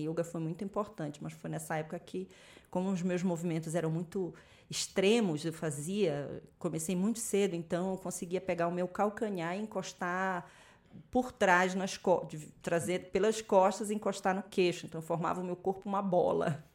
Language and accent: Portuguese; Macapá, Amapá, Brazil; eu nasci em Macapá, lá no Amapá, eu sou do topo do mapa